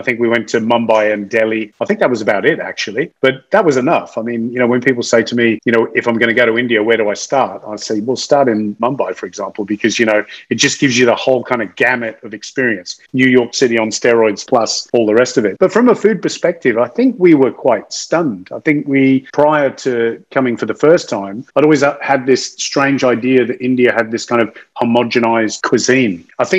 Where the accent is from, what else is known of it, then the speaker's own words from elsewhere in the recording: Australia; I always do that as an Australian.